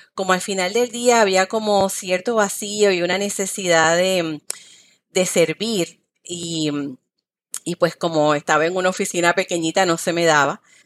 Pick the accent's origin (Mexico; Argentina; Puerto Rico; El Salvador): Puerto Rico; Guayama; moved away as an adult; also born or lived in Ponce, Puerto Rico; now in Miami, United States; nací en Ponce, Puerto Rico, soy de Guayama y actualmente estoy viviendo en Miami